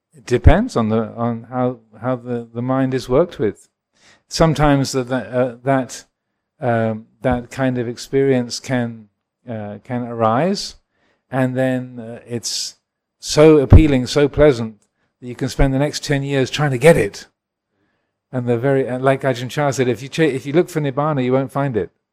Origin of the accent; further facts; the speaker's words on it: England, United Kingdom; I was born in England.